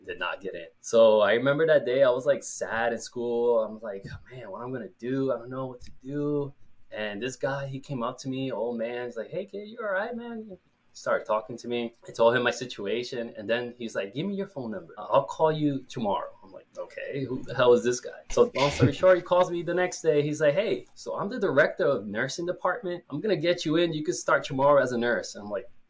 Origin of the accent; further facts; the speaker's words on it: Puerto Rico; also born or lived in New York, United States; I am from Puerto Rico, and yeah, the island of Puerto Rico. I've lived there all my life